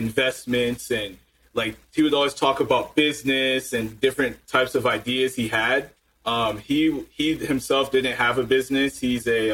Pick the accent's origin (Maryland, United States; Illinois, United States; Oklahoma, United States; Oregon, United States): Maryland, United States; middle class, grew up in Maryland, lived there for about 15 years.